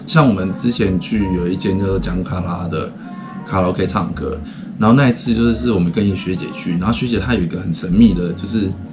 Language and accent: Chinese; Taiwan; now in Japan; 我们台湾人